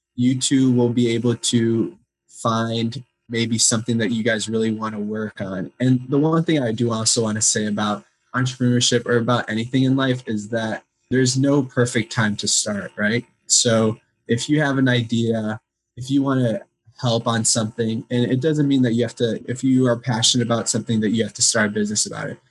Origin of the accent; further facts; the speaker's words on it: Chicago, Illinois, United States; I grew up in Chicago, Illinois, and I was always very active in the Ukrainian community.